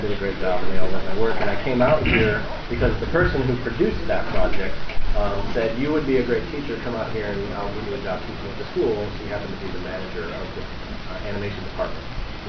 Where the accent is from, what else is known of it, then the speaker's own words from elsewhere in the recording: Chicago, Illinois, United States; moved away; I'm from Chicago.